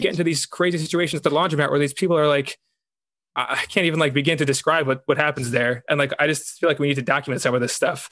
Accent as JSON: {"language": "English", "region": "New York", "country": "United States", "said": "I was from New York."}